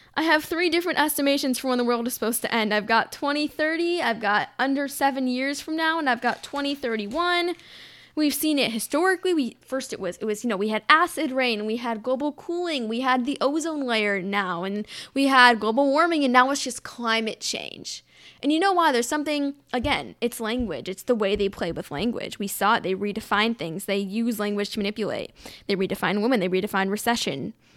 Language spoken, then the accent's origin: English; United States